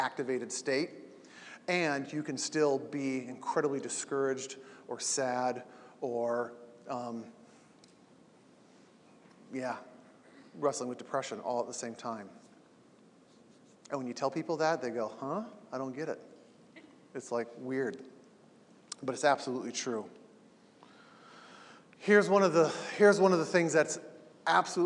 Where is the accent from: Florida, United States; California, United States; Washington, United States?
California, United States; Southern; I grew up in Southern California